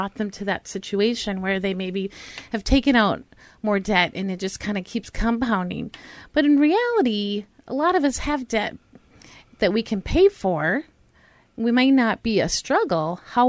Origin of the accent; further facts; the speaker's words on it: Pine Island, Minnesota, United States; moved away; Yeah, I'm from Pine Island.